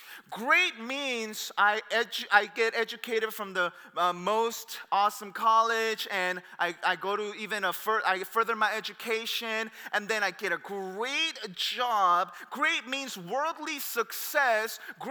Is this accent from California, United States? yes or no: yes; Torrance, California, United States; I'm from Torrance, and that's why I'm just like Cerritos.